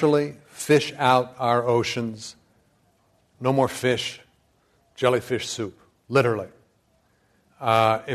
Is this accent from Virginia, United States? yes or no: no; Flagstaff, Arizona, United States; I grew up in Flagstaff, Arizona